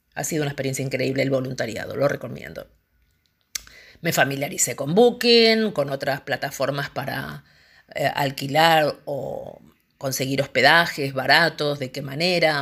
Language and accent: Spanish; Argentina; moved away as an adult; now in Indonesia; argentina en este momento en Indonesia